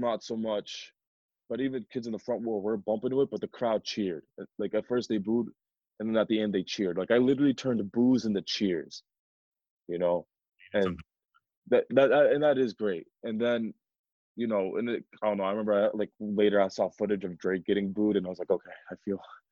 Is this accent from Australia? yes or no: no; Pakistan; I'm not from India, I'm from Pakistan.